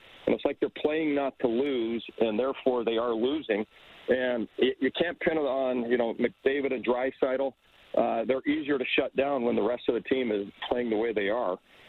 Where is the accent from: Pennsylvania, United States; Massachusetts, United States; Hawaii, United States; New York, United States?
Massachusetts, United States; Boston; because I know when I came from Boston, I could have played on the Boston, I felt like, forever.